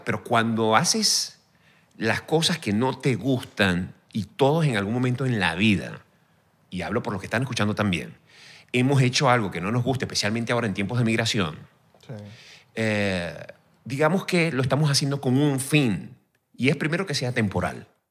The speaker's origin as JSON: {"language": "Spanish", "country": "Venezuela", "moved": "as an adult", "said": "mi país."}